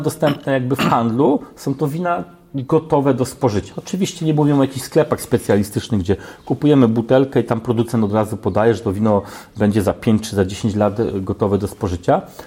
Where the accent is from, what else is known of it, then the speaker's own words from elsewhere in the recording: Oleśnica, Lower Silesian Voivodeship, Poland; pochodzę z Oleśnicy